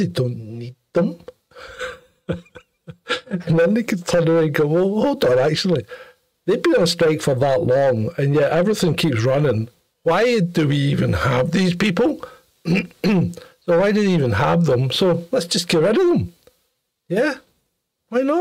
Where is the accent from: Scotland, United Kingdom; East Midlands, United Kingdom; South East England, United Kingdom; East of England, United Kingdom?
Scotland, United Kingdom; Ayr; the county of Ayr, my hometown